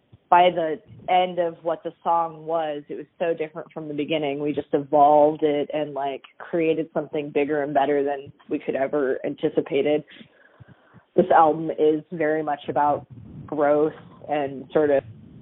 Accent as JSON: {"language": "English", "town": "Willow", "region": "Alaska", "country": "United States", "also_born_or_lived": "Anchorage, Alaska / Minneapolis / Portland", "said": "I'm from a small town called Willow, Alaska"}